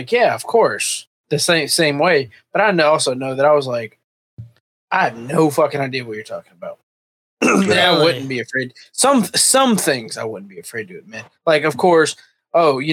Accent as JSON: {"language": "English", "region": "Georgia", "country": "United States", "moved": "as an adult", "lives_now": "Alabama, United States", "said": "I'm actually from Georgia"}